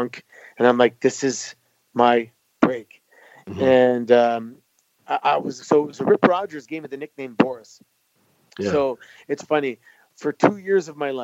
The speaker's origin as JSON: {"language": "English", "town": "Mississauga", "region": "Ontario", "country": "Canada", "tie": "born or raised there", "said": "Growing up in Mississauga at the time that we did"}